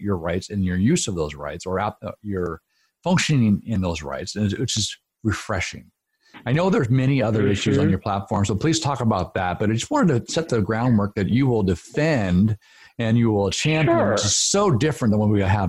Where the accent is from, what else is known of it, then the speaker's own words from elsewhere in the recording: Grand Coulee, Washington, United States; I grew up in Grand Coulee.